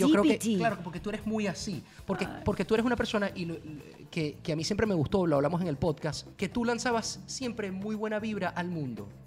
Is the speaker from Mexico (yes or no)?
no; Valera, Trujillo, Venezuela; now in Miami, United States; es que yo soy de Valera y siempre te escucho y me encanta porque me siento... Ta. Eh, el otro día eh, una persona que me escuchó el podcast aquí en Miami me decía, ah, este, oye, sentía que estaba en la Panamericana.